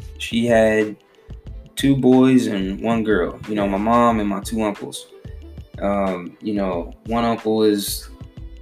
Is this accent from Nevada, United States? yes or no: yes; North Las Vegas, Nevada, United States; I grew up in North Las Vegas.